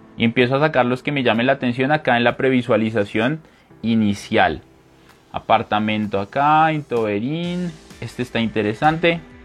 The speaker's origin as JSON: {"language": "Spanish", "country": "Colombia", "also_born_or_lived": "Bogotá", "said": "mi país, esta página está en Colombia"}